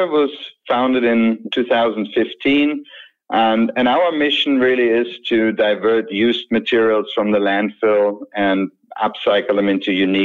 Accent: Germany; moved away as an adult; also born or lived in London / Vienna; now in North Bay, California, United States; I was born and raised in Germany, left Germany in 2000

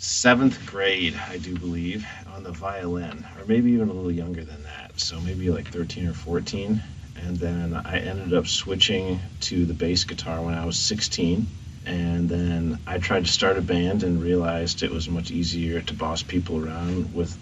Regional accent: Dubuque, Iowa, United States; also born or lived in Florida; I was actually born in Florida, and then I was raised part of my childhood in Dubuque, but I bounced around a little bit too, so.

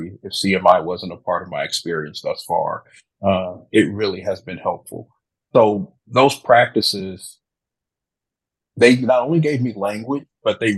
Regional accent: Wichita, Kansas, United States; moved away as an adult; also born or lived in Atlanta, Georgia; now in Tennessee, United States; So I grew up, born and raised in Wichita, Kansas.

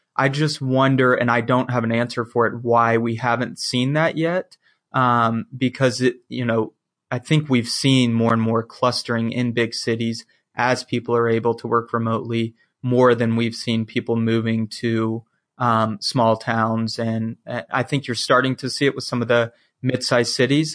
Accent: the South, United States; I'm from the South. That small southern town life is just like what I'm used

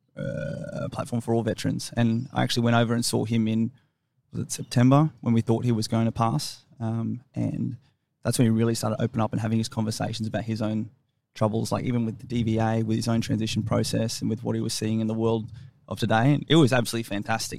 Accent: Brisbane, Queensland, Australia; moved away as an adult; also born or lived in Sydney / Fayetteville, North Carolina / Canberra; I grew up in Ferny Grove. There wasn't a lot going on there up in the northern suburbs of Brisbane

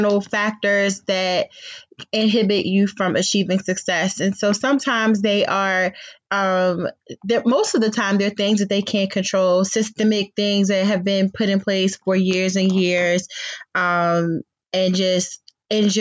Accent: Prince George's County, Maryland, United States; moved away as an adult; now in Baltimore, United States; I am originally from Prince George's County. I made my way to the Baltimore area by way of Towson University many, many years ago.

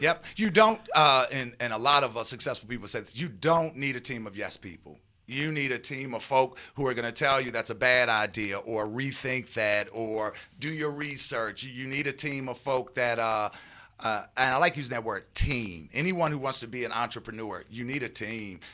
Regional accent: Baltimore, Maryland, United States; I'm a East Coast guy, born and raised, uh, in Baltimore

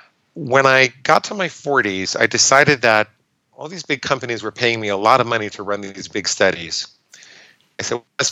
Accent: New York, United States; I grew up in New York

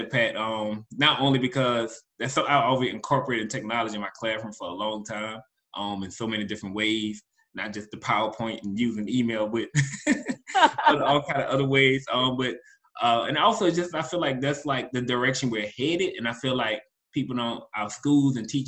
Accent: New Orleans, Louisiana, United States; I'm from New Orleans

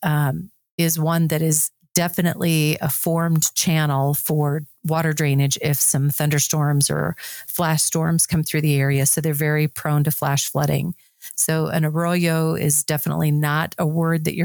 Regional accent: South Dakota, United States; I'm from South Dakota

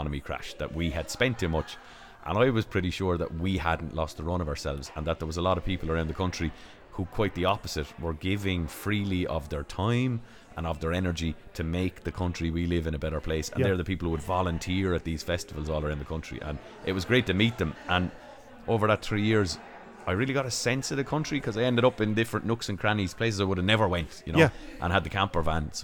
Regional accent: Waterford, Munster, Ireland; I live in Tremor County, Waterford

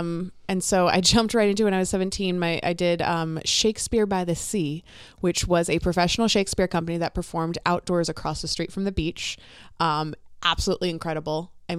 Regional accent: Florida, United States; moved away as an adult; now in Minnesota, United States; Florida. I'm from Florida.

